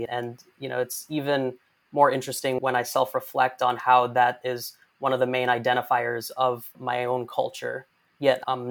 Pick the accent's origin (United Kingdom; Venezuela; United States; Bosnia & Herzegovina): United States; Detroit, Michigan; I was born in 81, born and raised in Detroit.